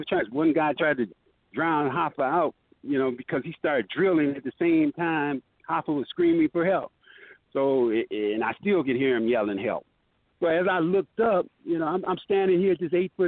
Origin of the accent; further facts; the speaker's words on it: Benton Harbor, Michigan, United States; moved away as an adult; also born or lived in Detroit, Michigan; I just got through graduating from Benson Harbor High School. I was 17 years old at the time